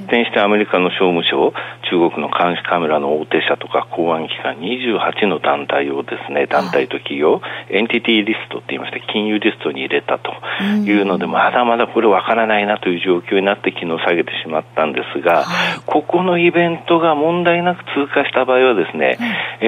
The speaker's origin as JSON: {"language": "Japanese", "region": "Akita", "country": "Japan", "tie": "born or raised there", "moved": "yes", "said": "うちの田舎なんだけど、秋田は"}